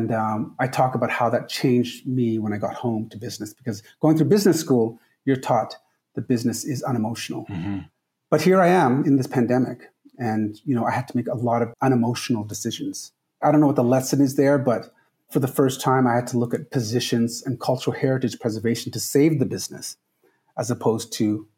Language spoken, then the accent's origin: English; Trinidad & Tobago; moved away; I'm from the Caribbean. I'm from Trinidad